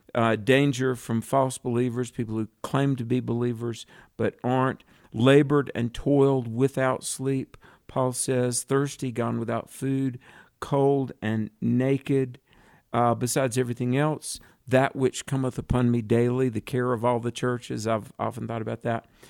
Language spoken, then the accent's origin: English; the South, United States; I grew up in, in the South when it was very, very favorable to be a Christian